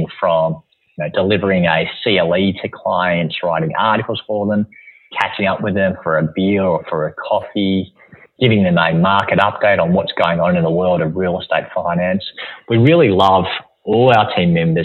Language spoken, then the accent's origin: English; Melbourne, Victoria, Australia; I'm a very proud Melbournean